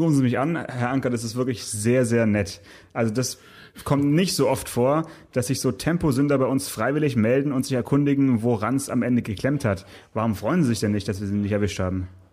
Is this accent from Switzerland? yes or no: no; Southern Germany, Germany; bei uns in Süddeutschland